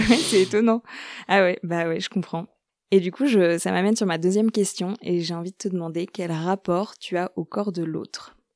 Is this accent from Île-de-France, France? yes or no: no; Normandy, France; je viens de Normandie